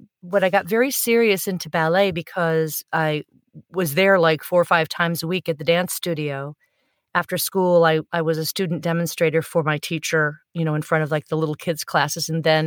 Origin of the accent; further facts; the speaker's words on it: Michigan, United States; No, I was born in Michigan.